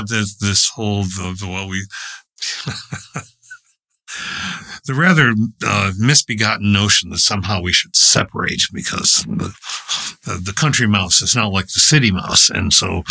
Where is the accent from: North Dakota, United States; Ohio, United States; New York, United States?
New York, United States; Warsaw; Whenever I'm telling people where I'm from, it's like on a triangle halfway in between at the apex point, Rochester and Buffalo